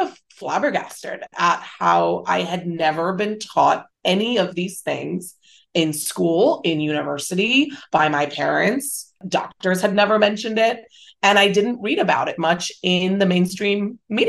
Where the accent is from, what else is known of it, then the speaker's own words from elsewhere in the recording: Hong Kong; moved away as an adult; also born or lived in Singapore / United States; I grew up in Hong Kong. I went to international schools. There were 3 years where I was in Singapore as well.